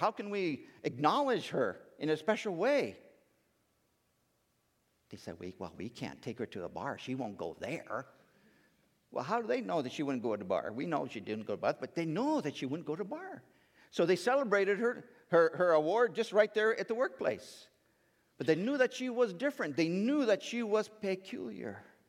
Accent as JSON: {"language": "English", "country": "India", "tie": "born or raised there", "lives_now": "United States", "said": "And growing up in India, in that time, we didn't have a lot of telecommunications, TV, cell phones. We didn't really know what was going on back in the United States."}